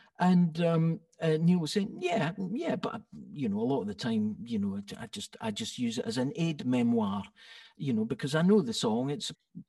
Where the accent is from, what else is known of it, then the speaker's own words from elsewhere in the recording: Scotland, United Kingdom; Yes, well, I didn't know I was being Scottish, of course.